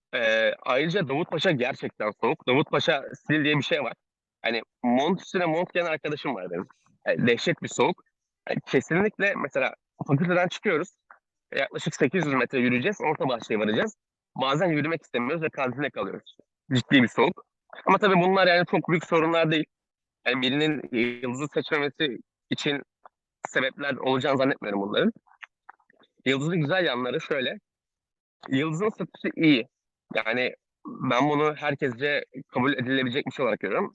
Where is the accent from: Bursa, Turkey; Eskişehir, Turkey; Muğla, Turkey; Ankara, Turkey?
Ankara, Turkey; moved away as an adult; now in Istanbul, Turkey; ben Ankaralıyım